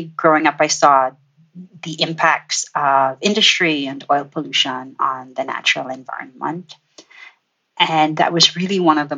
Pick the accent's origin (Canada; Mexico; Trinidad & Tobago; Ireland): Trinidad & Tobago; moved away; I am originally from Trinidad and Tobago in the Caribbean, and spent my formative years on one of the most industrial tropical islands that you might come across.